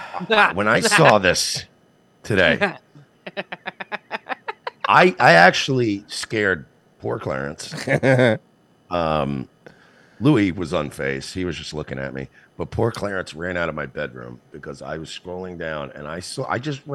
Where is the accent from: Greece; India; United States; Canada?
India; I'm not a doctor, but I am Indian, so I feel like...